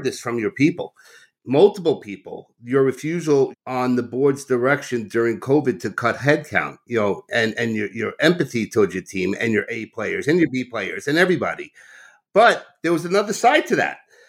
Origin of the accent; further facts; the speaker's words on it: Long Island, New York, United States; I'm a Long Island boy